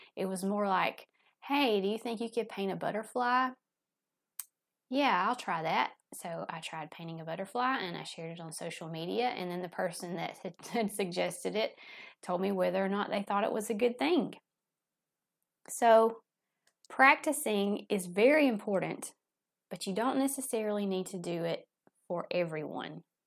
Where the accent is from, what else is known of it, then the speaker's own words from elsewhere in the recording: the South, United States; accent: Southern; my Southern accent